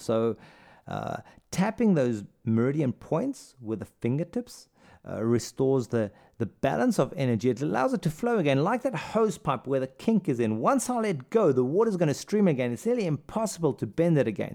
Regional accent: South Africa; also born or lived in Saudi Arabia / India; now in Germany; I'm from South Africa.

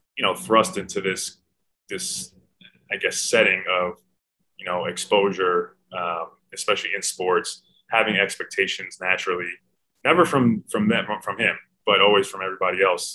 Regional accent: New York City, New York, United States; moved away as an adult; born and raised in New York City

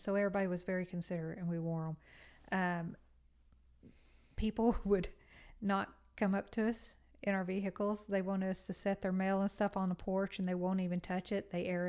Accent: Texas, United States; moved away as an adult; Well, when I came from Texas, I had worked for a utility company there.

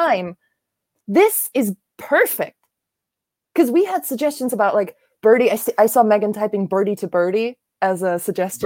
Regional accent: Germany; moved away as an adult; also born or lived in Japan / Korea; now in New York, United States; I'm from Germany. I was born and raised here. I went to school here.

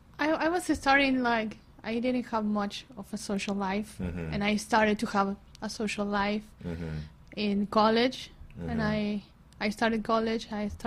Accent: Leones, Córdoba, Argentina; moved away as an adult; also born or lived in Buenos Aires, Argentina; now in Tampa, United States; My hometown is called Leones.

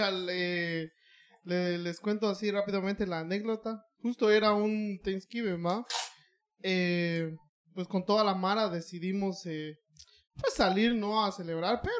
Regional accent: Guatemala; now in United States; allá en Guate

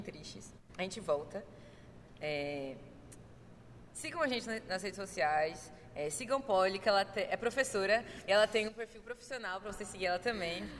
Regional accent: Recife, Pernambuco, Brazil; já que somos de Recife

